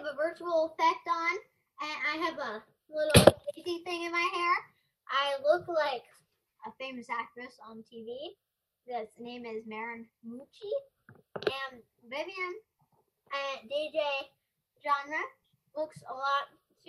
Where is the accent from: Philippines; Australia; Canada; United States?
Australia; So anyway, we're originally from Australia, and I love my accent.